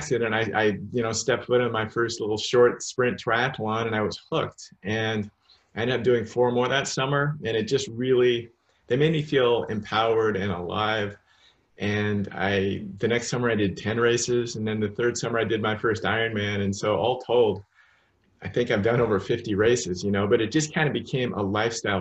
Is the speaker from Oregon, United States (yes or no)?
yes; Salem, Oregon, United States; moved away; I'm from Salem, Oregon.